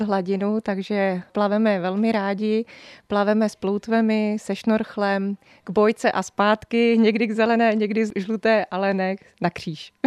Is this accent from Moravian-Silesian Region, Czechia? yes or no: no; Hořice, Hradec Králové Region, Czechia; moved away as an adult; now in Lipno area, Czech Republic; Já jsem původem z východních Čech, z Hořic pod Krkonoší, tam právě, kde se vyrábějí hořické trubičky